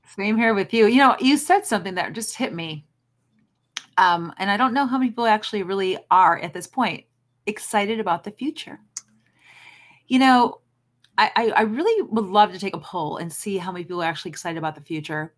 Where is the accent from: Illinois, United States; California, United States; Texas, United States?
Illinois, United States; Chicago; moved away; I'm from Chicago originally